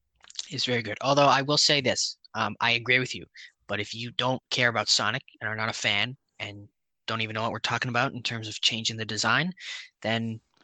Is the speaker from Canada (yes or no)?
yes; Canada; We're Canadian.